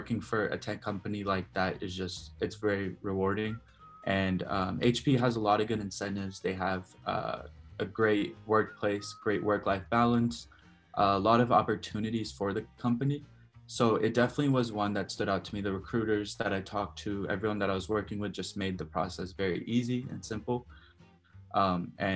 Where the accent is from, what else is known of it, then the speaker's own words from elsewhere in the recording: Dallas, Texas, United States; I'm from Dallas